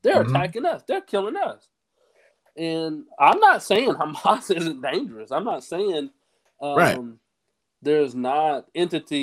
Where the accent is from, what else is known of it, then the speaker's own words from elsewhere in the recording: United States; I'm an American. I'm an American citizen.